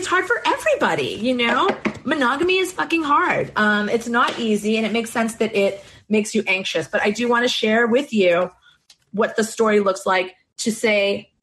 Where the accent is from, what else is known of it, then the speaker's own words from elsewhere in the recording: Boston, Massachusetts, United States; you can tell I'm from Boston